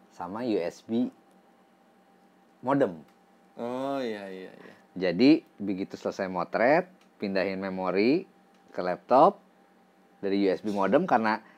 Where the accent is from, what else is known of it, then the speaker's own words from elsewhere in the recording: Bandung, West Java, Indonesia; Terus uh, karena saya kan dulu dari Bandung. Uh, seneng sama band-band Bandung.